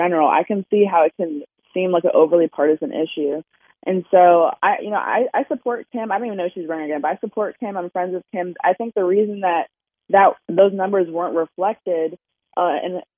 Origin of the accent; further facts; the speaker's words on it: Maryland, United States; I'm from Maryland, so it's more blue than Virginia for sure